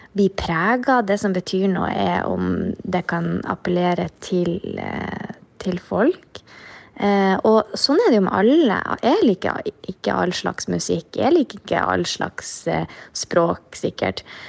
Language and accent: Norwegian; Mosjøen, Nordland, Norway; accent: Mosjøen dialect; det er nå den dialekta jeg har lært å snakke da jeg lærte å prate.